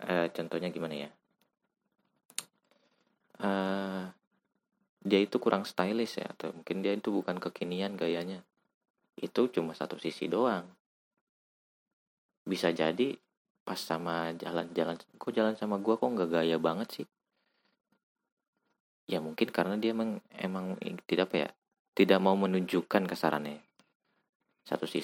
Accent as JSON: {"language": "Indonesian", "region": "West Java", "country": "Indonesia", "said": "gue anjir kebanyakan bahasa Jawa ya. gue asli orang Jawa Barat"}